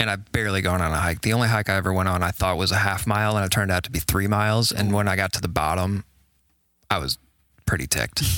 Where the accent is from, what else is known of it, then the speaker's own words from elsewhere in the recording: Carmel, Indiana, United States; also born or lived in Birmingham, Alabama; I was born and raised in Indiana and grew up in Carmel